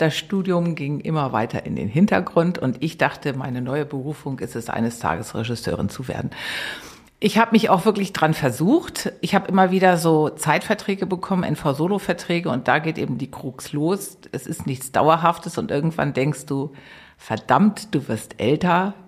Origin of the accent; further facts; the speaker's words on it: Eutin, Schleswig-Holstein, Germany; moved away as an adult; now in Berlin, Germany; Ich bin zwischen den Meeren groß geworden. Schleswig-Holstein. Ich weiß nicht, sagt dir Eutin was? 15 Kilometer von der Ostsee